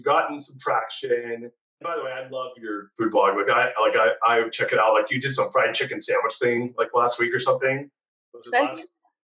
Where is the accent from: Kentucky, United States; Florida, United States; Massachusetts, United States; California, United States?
California, United States; moved away as an adult; now in Austin, United States; I'm a California person, right? Like, I'm born and raised in California and lived there until 3 years ago